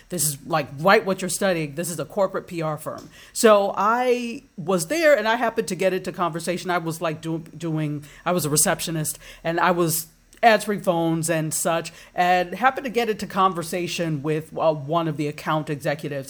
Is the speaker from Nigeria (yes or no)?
yes; Nigeria; also born or lived in Washington, D.C., United States; now in Fort Lauderdale, United States; I'm African, I'm Nigerian